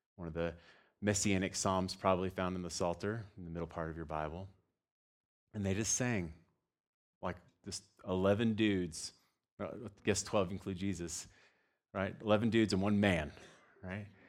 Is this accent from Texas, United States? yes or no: yes; Texas, United States; moved away; I'm from Texas